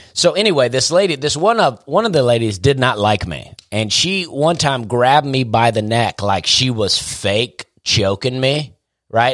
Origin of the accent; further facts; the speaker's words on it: Opelika, Alabama, United States; I also wanted to get out of my hometown. I like Opelika, but I was ready to get out of there